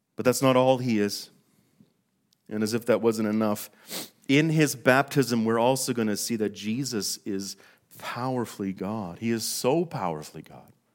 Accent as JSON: {"language": "English", "town": "Fort St. John", "region": "British Columbia", "country": "Canada", "tie": "born or raised there", "moved": "yes", "lives_now": "Calgary, Canada", "said": "We were born, uh, and raised in, in northern British Columbia in a small town called Fort Saint John"}